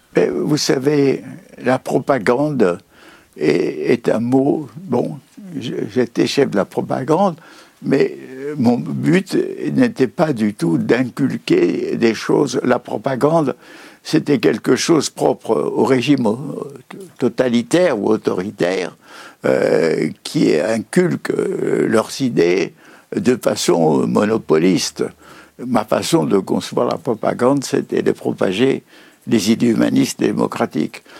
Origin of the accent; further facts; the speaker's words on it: Paris, Île-de-France, France; Je suis né en 1921 à Paris